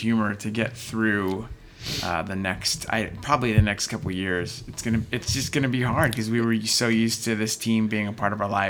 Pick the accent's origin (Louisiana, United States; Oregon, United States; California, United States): California, United States; San Diego; I'm from San Diego because my grandfather moved to San Diego to take a job with the Chargers.